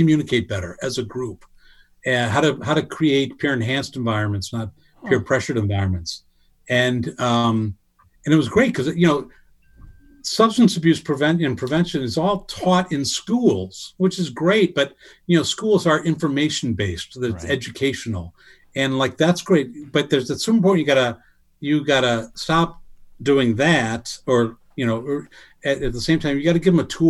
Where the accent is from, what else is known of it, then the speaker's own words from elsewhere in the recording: Ireland; Cause as I said, I'm Irish.